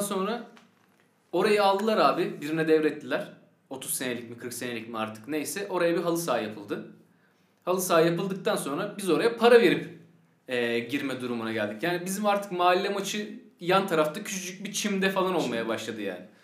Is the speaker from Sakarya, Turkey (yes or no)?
yes; Sakarya, Turkey; born or raised there